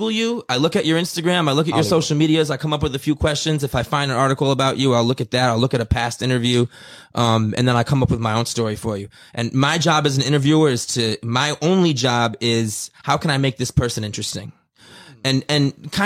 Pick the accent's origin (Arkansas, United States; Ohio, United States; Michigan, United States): Michigan, United States; Detroit; I come from Detroit